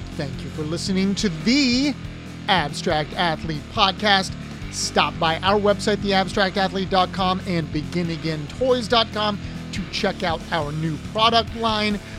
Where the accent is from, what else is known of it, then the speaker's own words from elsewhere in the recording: Columbus, Ohio, United States; I'm from Columbus